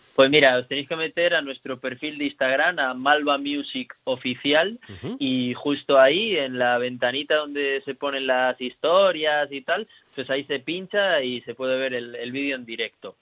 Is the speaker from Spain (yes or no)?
yes; Region of Murcia, Spain